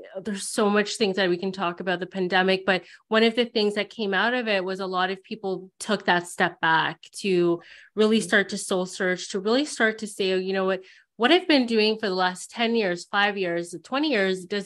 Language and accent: English; Canada; when I was growing up in Canada, I didn't see a lot of people that looked like me